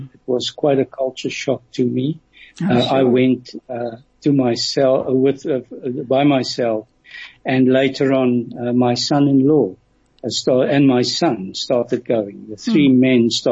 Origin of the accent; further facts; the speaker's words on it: South Africa; I'm from South Africa